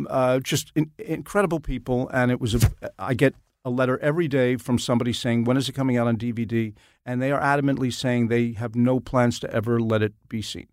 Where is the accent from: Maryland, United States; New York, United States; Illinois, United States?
New York, United States; Nanuet; I was growing up in Nanuet, New York